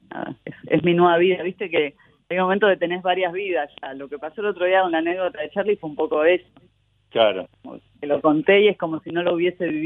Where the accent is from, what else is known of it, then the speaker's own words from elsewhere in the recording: Buenos Aires, Argentina; Pero en la adolescencia volví a Buenos Aires, que para mí, mis viejos un día me dijeron, bueno, volvemos a Argentina, y para mi hermano, para mí, como, como que volvemos, nosotros no teníamos recuerdos de Argentina